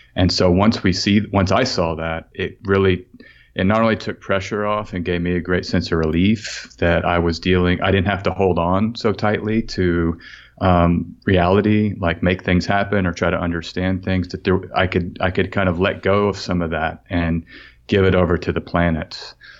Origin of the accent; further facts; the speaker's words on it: Austin, Texas, United States; I'm from Austin, as you mentioned, and I grew up, uh, there right in the Austin area